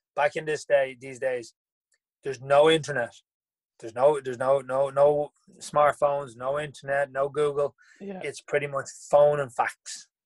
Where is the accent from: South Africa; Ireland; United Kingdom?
Ireland; Dublin, Leinster; I originally grew up in the north side. I was from Glasnevin